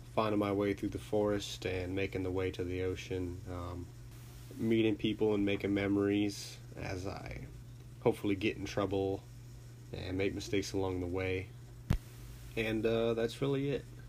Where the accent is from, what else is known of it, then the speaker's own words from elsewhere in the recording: Charlotte, North Carolina, United States; I was born and raised in Charlotte, North Carolina